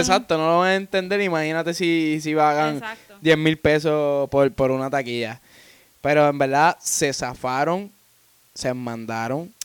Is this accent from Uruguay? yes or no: no; Puerto Rico; now in Florida, United States; somos los anónimos de Puerto Rico y residimos en Florida